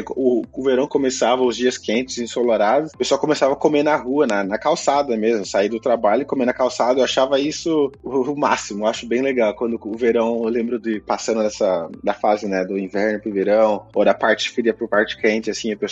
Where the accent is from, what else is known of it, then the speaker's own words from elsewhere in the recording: São Paulo, Brazil; now in Newport, United States; Eu cresci, assim, no Brasil, né? Então, pelo menos em São Paulo.